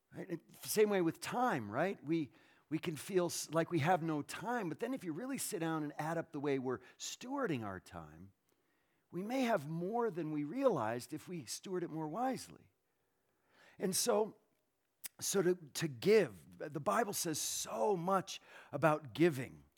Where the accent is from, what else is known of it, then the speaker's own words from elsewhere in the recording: Northeast, United States; where I was born in the Northeast